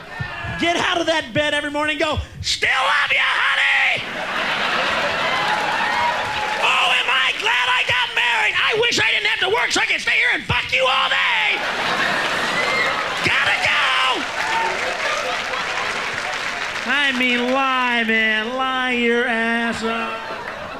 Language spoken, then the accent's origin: English; Midwest, United States; now in Los Angeles, United States; I'm from the Midwest, from that Bible. I'm from one of the notches in the Bible Belt